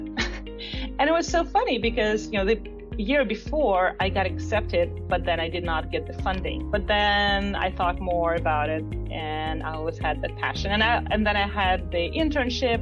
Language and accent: English; Siberia, Russia; English is a second language; moved away as an adult; now in United States; as I was looking for different colleges in my hometown in Siberia